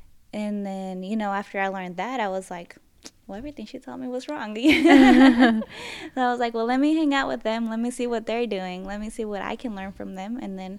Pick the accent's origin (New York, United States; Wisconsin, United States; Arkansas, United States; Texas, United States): Texas, United States; Freeport; In Freeport.